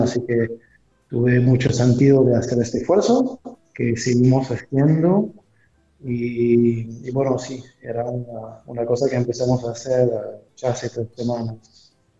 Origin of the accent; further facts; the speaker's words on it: France; moved away as an adult; now in Montevideo, Uruguay; soy francés, antes estuve en Francia